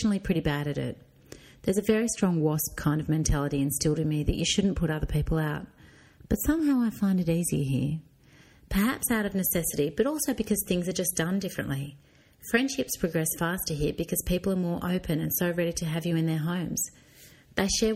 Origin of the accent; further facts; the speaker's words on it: Swan Hill, Victoria, Australia; accent: country twang; moved away as an adult; now in Salento, Italy; I was from Swan Hill originally in country Victoria